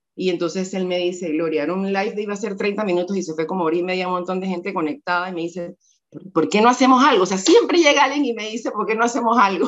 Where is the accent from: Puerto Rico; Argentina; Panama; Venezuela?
Panama; algunos piensan que no soy panameña